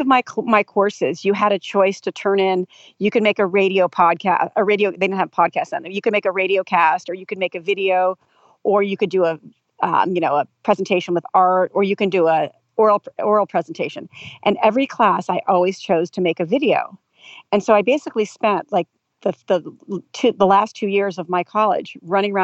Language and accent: English; Del Mar, California, United States; also born or lived in Los Angeles; I'm from California. So I grew up here